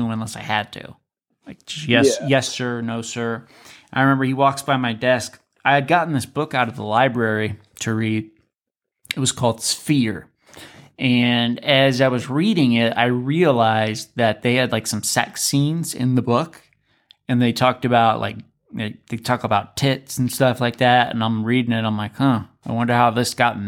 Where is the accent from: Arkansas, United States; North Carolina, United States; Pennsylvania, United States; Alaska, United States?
Alaska, United States; moved away; I'm from Alaska